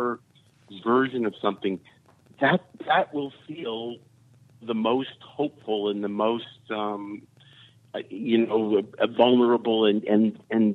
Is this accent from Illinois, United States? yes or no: yes; suburbs of Chicago, Illinois, United States; moved away; I come from Chicago, you know, but I come from the suburbs of Chicago